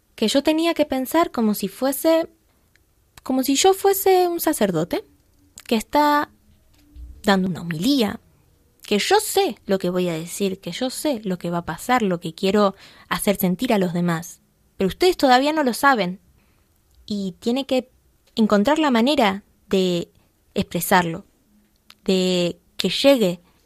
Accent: Buenos Aires Province, Argentina; yo soy argentina, soy de Buenos Aires, soy porteña, aunque no tan porteña porque soy del conurbano bonaerense

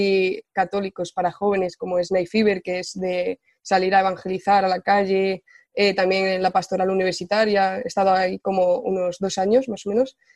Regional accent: Ciudad Real, Castilla-La Mancha, Spain; moved away as an adult; now in Valencia, Spain; vivo en Ciudad, o vivo en Valencia ya eh, ocho años, pero bueno, soy de Ciudad Real.

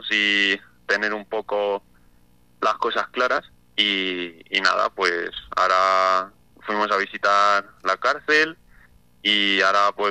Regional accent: Ciudad Real, Castilla-La Mancha, Spain; Bueno, pues yo soy de Ciudad Real, de, de la capital

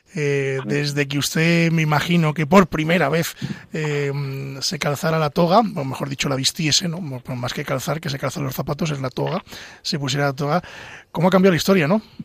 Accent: Pedro Bernardo, Castile and León, Spain; now in Madrid, Spain; yo que soy de Ávila, ¿eh? de Pedro Bernardo concretamente

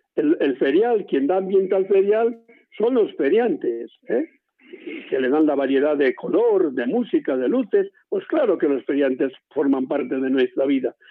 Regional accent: Cevico de la Torre, Castile and León, Spain; mi pueblo, que es Cívico de la Torre, aquí en Palencia

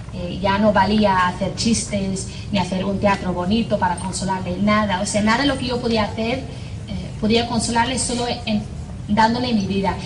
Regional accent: Northern Ireland, United Kingdom; accent: Irish; first language English; Spanish is a second language; moved away as an adult; also born or lived in Spain / United States / Ecuador; soy de Irlanda del Norte

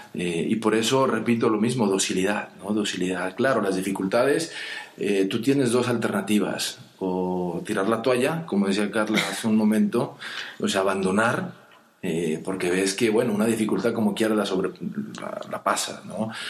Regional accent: Mexico; siendo mexicano

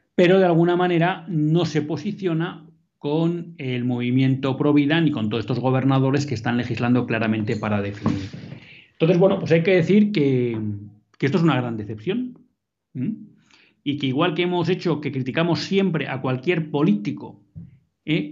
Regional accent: Bilbao, Basque Country, Spain; En Bilbao, mi tierra.

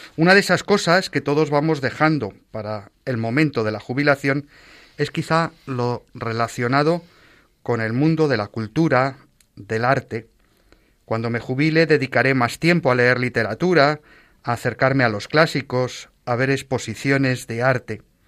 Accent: Madrid, Community of Madrid, Spain; yo soy de Madrid

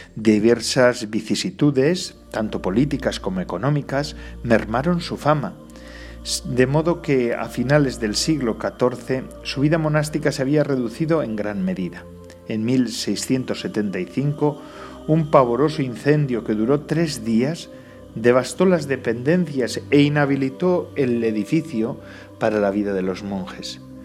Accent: Biscay, Basque Country, Spain; mi tierra. Aquí en Vizcaya

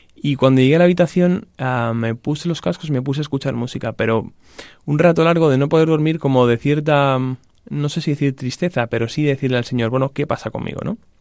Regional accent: Salamanca, Castile and León, Spain; yo soy de Salamanca, em, de una familia que creyente

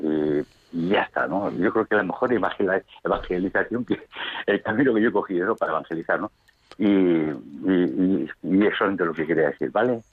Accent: Madrid, Community of Madrid, Spain; also born or lived in Jaén; mi ciudad natal de Madrid

